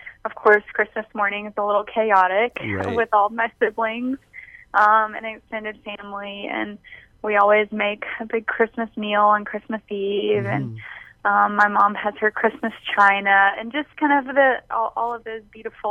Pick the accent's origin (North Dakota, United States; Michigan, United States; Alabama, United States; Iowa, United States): Alabama, United States; Mobile; also born or lived in New Orleans, Louisiana; I grew up in Mobile, and I was born in New Orleans